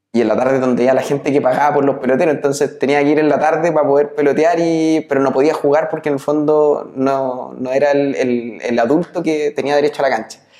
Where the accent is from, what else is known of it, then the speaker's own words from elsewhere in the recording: Nacimiento, Biobío, Chile; moved away; also born or lived in Santiago / Concepción / Los Ángeles; todo el resto de, mi infancia lo hice en, en, Nacimiento